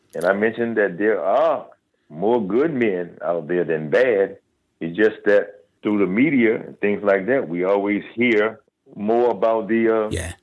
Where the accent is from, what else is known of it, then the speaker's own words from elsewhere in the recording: Washington, District of Columbia, United States; I'm from Washington, D.C.